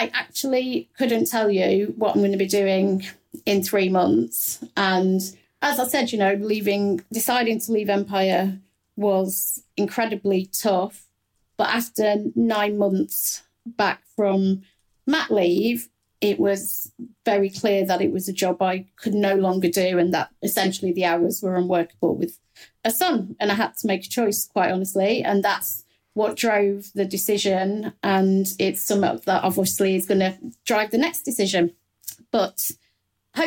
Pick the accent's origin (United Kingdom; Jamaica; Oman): United Kingdom; Midlands; accent: Midlands; I'm from the Midlands